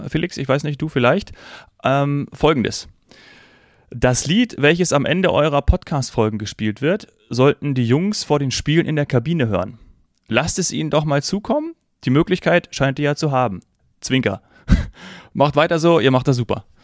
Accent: Munich, Bavaria, Germany; weil ich ja dann doch des Öfteren als Münchner in der Allianz Arena

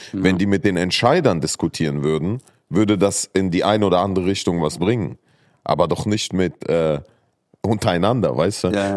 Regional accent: Saarland, Germany; moved away; ich bin ja im Saarland groß geworden

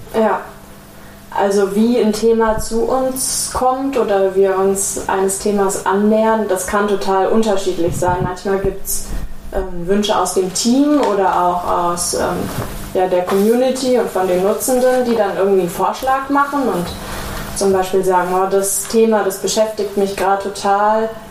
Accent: Ruhr area, North Rhine-Westphalia, Germany; Ich bin zwar im Pott aufgewachsen

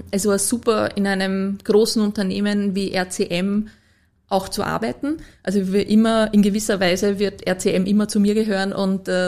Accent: Lower Austria, Austria; Als Niederösterreicherin muss, habe ich erst lernen müssen, dass das die Landespolizeidirektion ist.

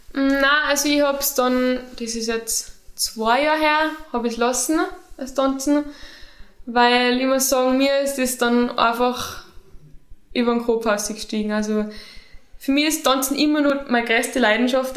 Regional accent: St. Jakob in Haus, Tyrol, Austria; moved away as an adult; now in Innsbruck, Austria; meiner Heimat

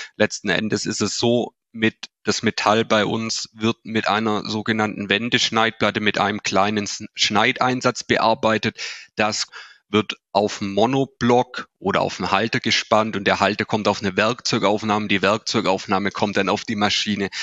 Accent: Swabia, Baden-Württemberg, Germany; accent: Swabian; Man hört es vielleicht schon auch an, an meinem Dialekt an. Ich habe es auch schon angesprochen, wo wir sitzen. Wir sitzen hier in Ostfildern. Das ist vor, dem, vor den Toren von Stuttgart, also im tiefsten Schwabenland sind wir verankert.

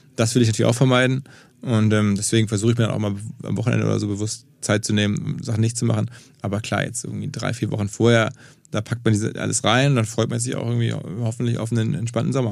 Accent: Essen, North Rhine-Westphalia, Germany; moved away as an adult; now in Hamburg, Germany; gebürtig aus Essen im Ruhrgebiet, seit über 20, ja, fast 20 Jahren jetzt hier, wie viele sind jetzt genau? 22 Jahre in Hamburg

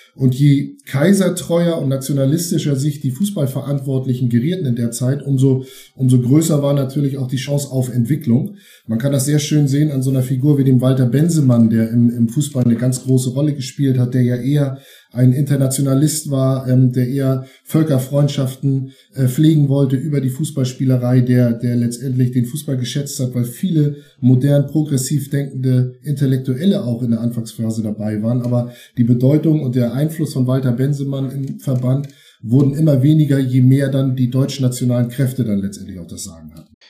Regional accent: Eutin, Schleswig-Holstein, Germany; geboren 1972 in Eutin

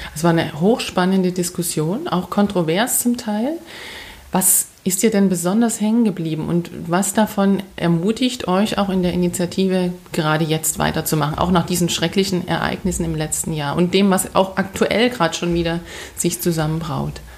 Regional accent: Saxony, Germany; als Sächsin

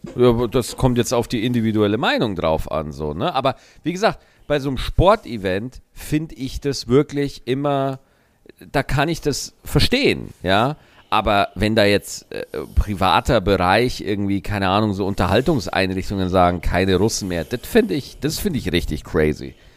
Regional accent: Germany; wir Deutschen

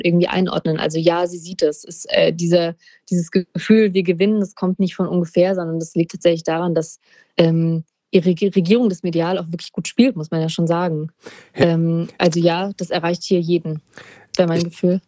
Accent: Germany; uns als Deutsche

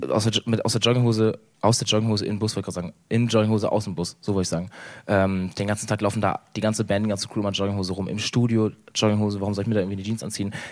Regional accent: Northern Germany, Germany; Ich komme aus dem Norden, ne?

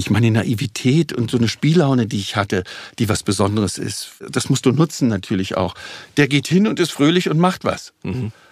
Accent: Berlin, Germany; hier aufgewachsen. Sag ich, bin ich doch das war für die Leute gar nicht vorstellbar, weil ich nie als Berliner aufgetreten bin.

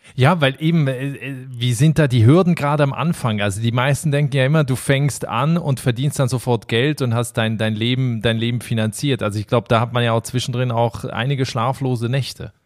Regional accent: Berlin-Brandenburg, Germany; moved away; in meine alte Heimat nach Berlin-Brandenburg

